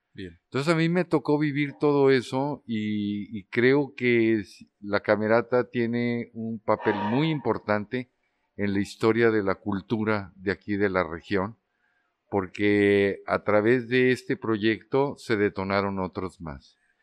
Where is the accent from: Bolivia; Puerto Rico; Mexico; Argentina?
Mexico; Durango; also born or lived in Mexico City / Amsterdam; now in Torreón, Mexico; Yo soy de Durango, Durango, pero yo tenía ya bastante tiempo viviendo en la Ciudad de México